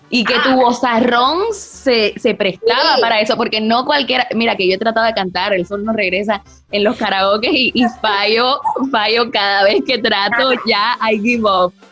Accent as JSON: {"language": "Spanish", "country": "Spain", "said": "Uno porque decir soy española y me voy a poner a cantar mariachi"}